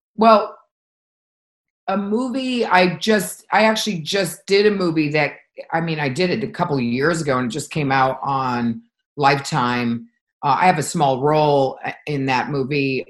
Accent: Connecticut, United States; moved away; growing up in Connecticut

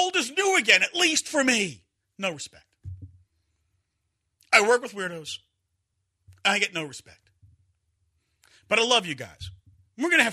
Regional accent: Long Island, New York, United States; now in Houston, United States; when I grew up on Long Island at this point in time

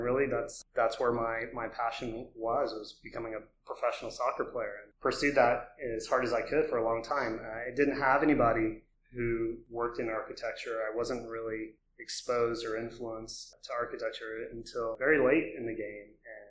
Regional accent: Austin, Texas, United States; I grew up in Austin, so I'm the rainbow unicorn in the city.

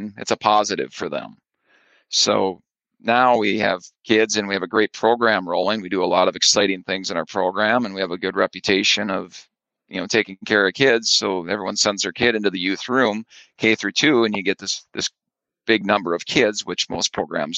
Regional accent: Ortonville, Minnesota, United States; also born or lived in Arlington, Minnesota; now in Barnesville, United States; I grew up in Ortonville, Minnesota

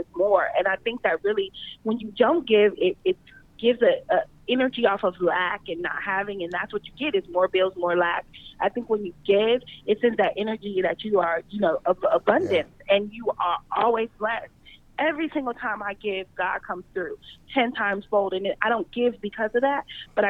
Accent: Los Angeles, California, United States; I'm from

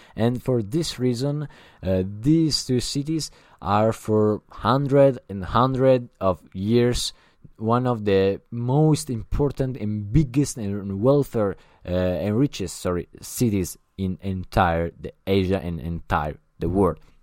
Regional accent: Italy; English is a second language; I'm not an English, uh, speaker. I'm Italian

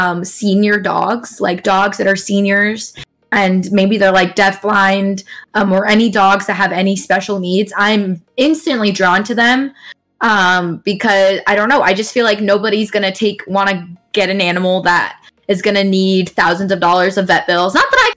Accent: Okinawa, Japan; I would honestly go back to Japan. I grew up in Okinawa, and it was the most wonderful childhood.

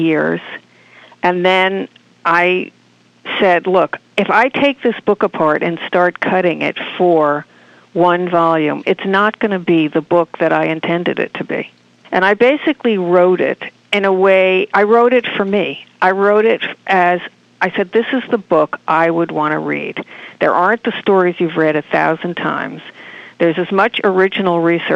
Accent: Martha's Vineyard, Massachusetts, United States; I grew up on Martha's Vineyard

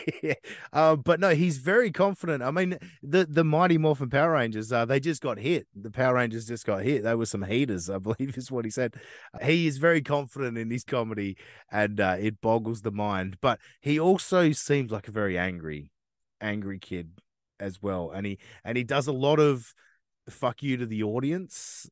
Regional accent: Australia; I know I'm from Australia

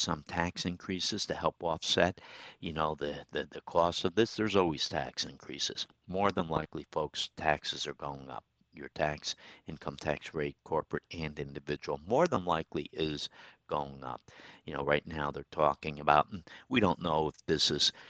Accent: Troy, New York, United States; my hometown, Troy, New York.

